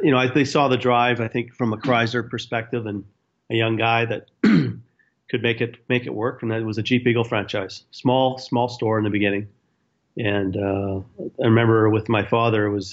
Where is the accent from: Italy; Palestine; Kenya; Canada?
Canada; Edmonton, Alberta; moved away; also born or lived in Chicago; I left Chicago to go to Edmonton